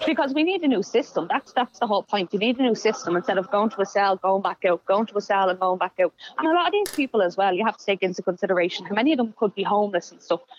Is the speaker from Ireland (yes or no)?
yes; Dublin, Leinster, Ireland; I grew up in Darndale